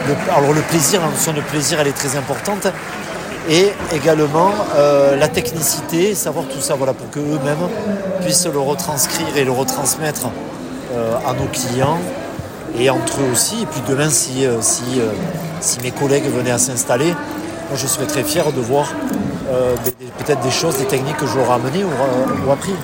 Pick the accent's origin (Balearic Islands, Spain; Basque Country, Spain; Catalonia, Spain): Basque Country, Spain; Spanish Basque; je suis basque espagnol